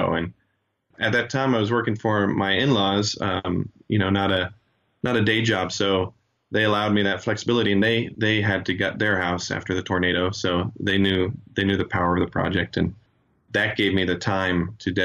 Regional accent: Joplin, Missouri, United States; also born or lived in Chile; Joplin is my hometown, growing up in high school and college, and even now, I work in Joplin

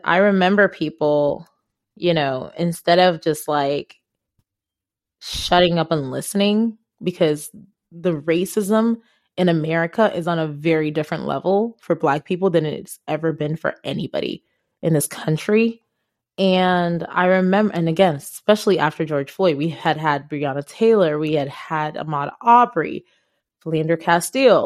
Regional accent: Ghana; English is a second language; now in United States; I am African, I am from Ghana, and I am black.

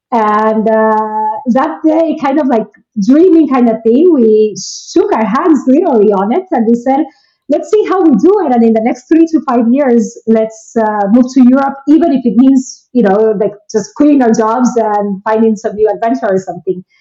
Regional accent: Guatemala; moved away; i am originally from guatemala and uh, I've lived in six different countries, and I currently live in Ireland.

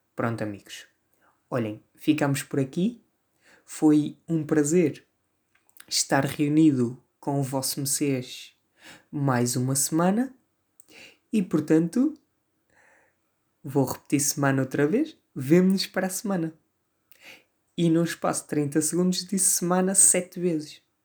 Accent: Vila Maior, Norte, Portugal; accent: northern, Porto-influenced; sou do Norte, sou do Norte. Até porque se, to... se nota bem aqui no meu sotaque vincado

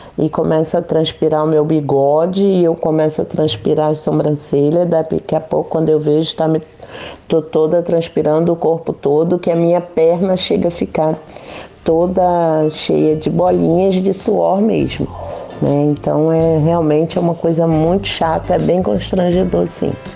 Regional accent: Rio de Janeiro, Brazil; now in Praia Grande, Brazil; Sou carioca, mas moro na cidade de Praia Grande, litoral de São Paulo

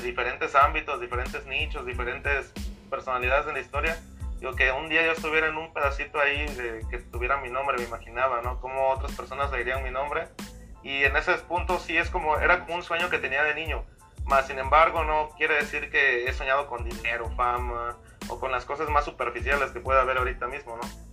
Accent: Veracruz, Mexico; moved away as an adult; also born or lived in California; now in Las Vegas, United States; yo soy de México, soy de Veracruz

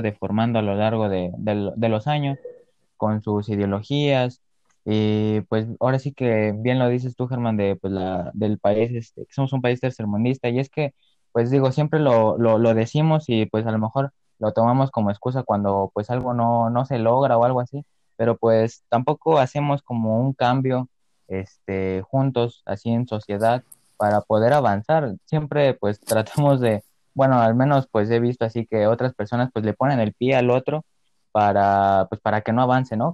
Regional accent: Mexico; entre todos los mexicanos

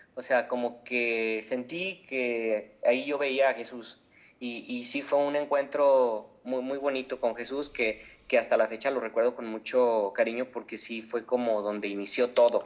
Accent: Guadalajara, Jalisco, Mexico; soy de Guadalajara, Jalisco, eh, aquí en México, y pues yo nací y crecí en una familia católica

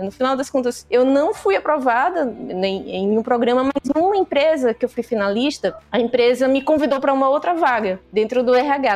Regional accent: Pernambuco, Brazil; accent: nordestina; eu sou pernambucana

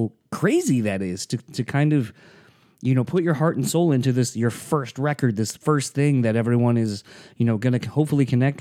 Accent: United States; I as an American, it's very hard to not look at the world and think of the world solely as I see it

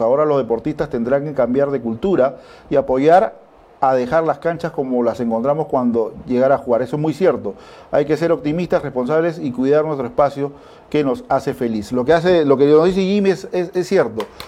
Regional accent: Peru

